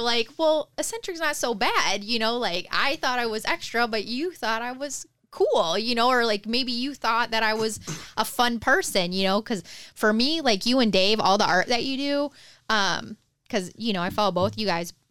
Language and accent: English; Detroit, Michigan, United States; growing up in Detroit